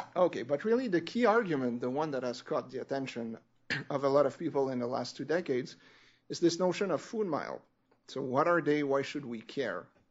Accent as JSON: {"language": "English", "country": "Canada", "said": "I'm French Canadian"}